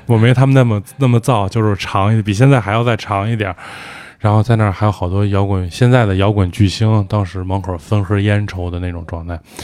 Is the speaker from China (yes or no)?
yes; Beijing, China; 我就是这儿长大的人